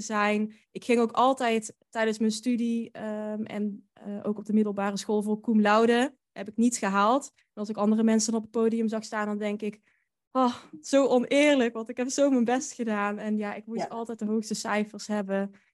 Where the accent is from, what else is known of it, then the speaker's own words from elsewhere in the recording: Drunen, North Brabant, Netherlands; moved away as an adult; ik kom uit Drunen. Dat is een dorpje dicht bij Den Bosch. En daar heb ik eigenlijk, totdat ik eh, ging studeren, gewoond